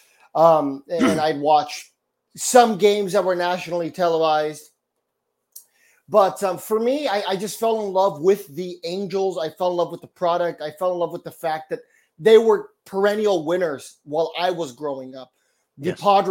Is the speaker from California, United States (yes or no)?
yes; San Diego, California, United States; moved away as an adult; also born or lived in Earlimart, California / Orange County, California; now in Dallas–Fort Worth, United States; We moved to San Diego when I was 6. Lived in San Diego for about 20 years.